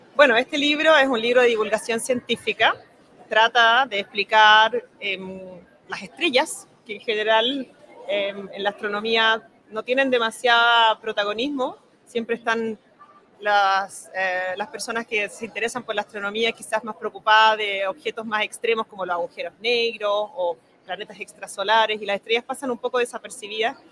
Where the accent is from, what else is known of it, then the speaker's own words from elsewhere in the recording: Santiago, Santiago Metropolitan Region, Chile; moved away as an adult; also born or lived in Germany / France / England; Yo soy de Santiago